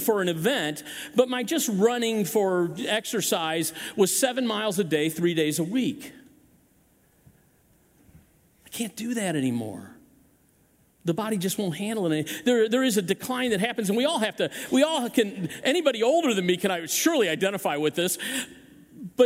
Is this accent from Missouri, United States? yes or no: yes; Chesterfield, Missouri, United States; I grew up in this area. I grew up hunting in Chesterfield Valley